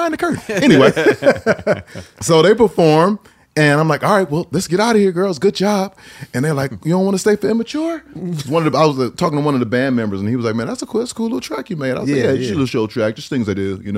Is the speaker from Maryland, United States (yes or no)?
yes; Maryland, United States; we're from Maryland